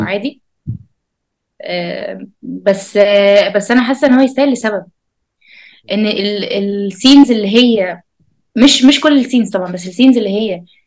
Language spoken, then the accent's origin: Arabic; Egypt; عندنا في مصر